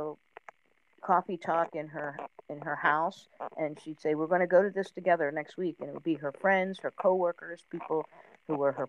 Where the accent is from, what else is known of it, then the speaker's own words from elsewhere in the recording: New Jersey, United States; I grew up in South Jersey